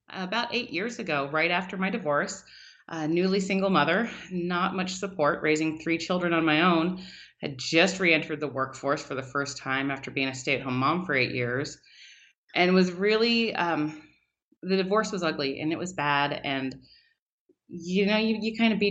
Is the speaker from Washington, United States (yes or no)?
yes; Richland, Washington, United States; I grew up in Richland, Washington, so we moved here when I was 10